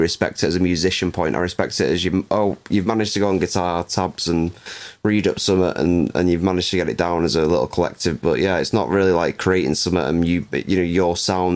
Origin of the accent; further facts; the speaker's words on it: England, United Kingdom; now in Anglesey, United Kingdom; I'm English.